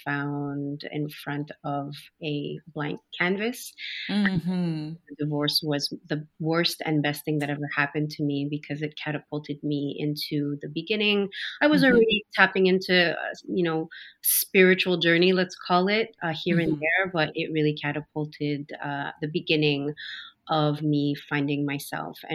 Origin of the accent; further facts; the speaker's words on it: Montreal, Quebec, Canada; I'm born and raised in Montreal